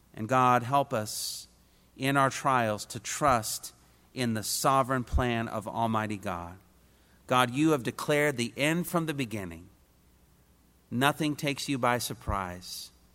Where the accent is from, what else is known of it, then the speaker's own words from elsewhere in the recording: Indiana, United States; I was a kid from Indiana